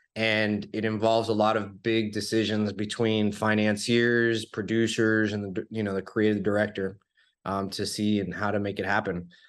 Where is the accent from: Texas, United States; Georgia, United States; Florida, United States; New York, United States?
Florida, United States; born and raised in Florida